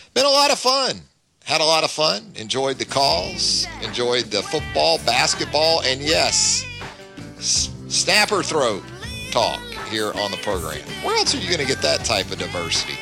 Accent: Atlantic coast, United States; moved away as an adult; now in Alabama, United States; I grew up on the Atlantic coast, so a little different deal over there than say the Gulf Coast

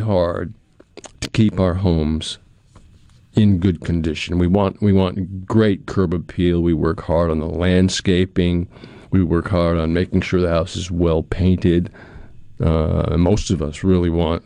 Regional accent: New England, United States; moved away as an adult; now in Pearl, United States; growing up in New England

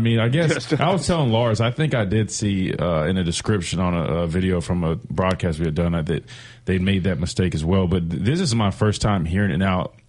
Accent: South Carolina, United States; moved away; I'm from South Carolina

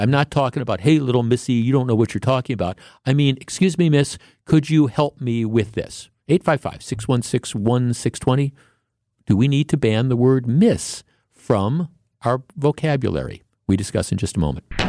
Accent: Glendale, Wisconsin, United States; I grew up in Glendale, and we used to, there used to be a theater on, on Mill Road

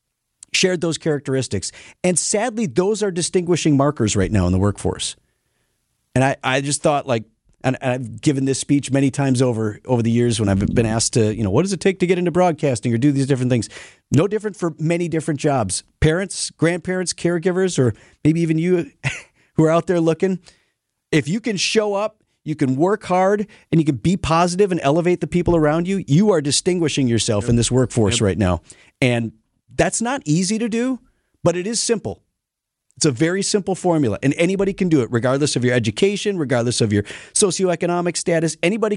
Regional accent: Wauwatosa, Wisconsin, United States; I grew up in Wauwatosa, about a mile and a half, 2 miles from State Fair Park

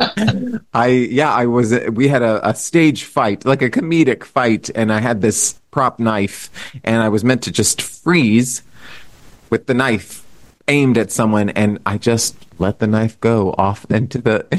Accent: San Antonio, Texas, United States; moved away; I come from San Antonio, Texas

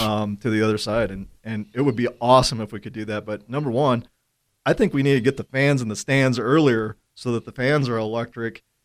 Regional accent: Gillette, Wyoming, United States; growing up in Gillette

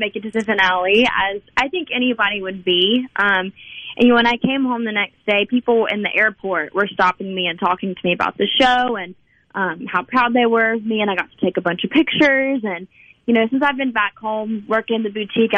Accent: Mississippi, United States; the entire state of Mississippi, but just my hometown

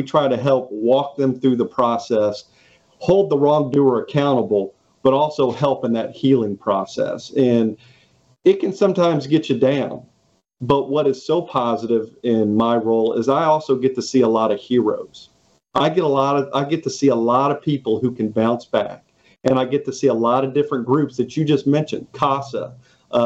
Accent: Southern Illinois, United States; moved away as an adult; also born or lived in Canton, Mississippi; now in Mississippi Gulf Coast, United States; So I actually went to high school up in Southern Illinois

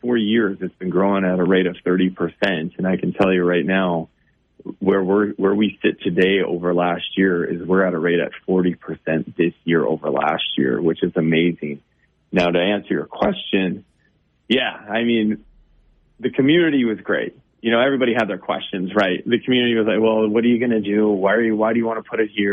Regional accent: Bismarck, North Dakota, United States; I grew up in Bismarck

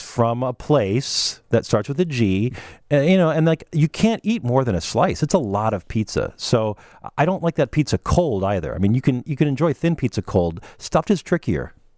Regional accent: Minnesota, United States; also born or lived in Wisconsin; I'm from Minnesota. I went to school in Wisconsin

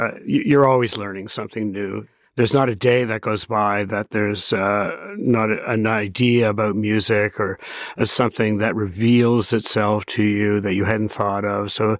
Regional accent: Toronto, Ontario, Canada; I had a great parents and a great childhood, actually, growing up in Toronto.

